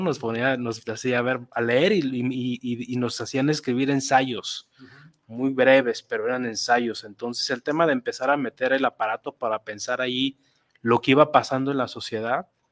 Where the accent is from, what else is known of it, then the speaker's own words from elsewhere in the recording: Guadalajara, Jalisco, Mexico; yo soy tapatío, nací aquí en Guadalajara hace casi 42 años